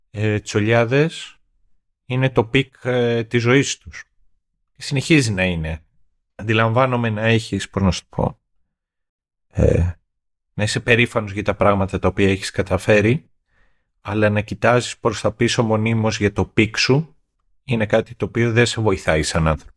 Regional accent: Greece; accent: provincial; moved away; εγώ έχω μια φυσική προφορά όσον αφορά τον τρόπο με τον οποίο μιλάω, είναι που μεγάλωσα στην επαρχία

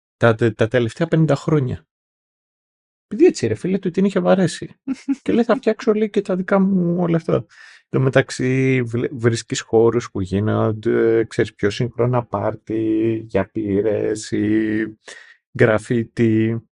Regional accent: Greece; εμείς Greece

